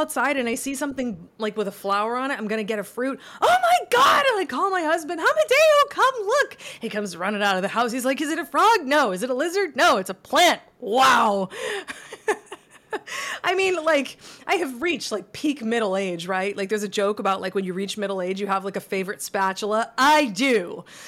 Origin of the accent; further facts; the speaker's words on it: Massachusetts, United States; moved away as an adult; now in Florida, United States; I'm from Massachusetts that's very cold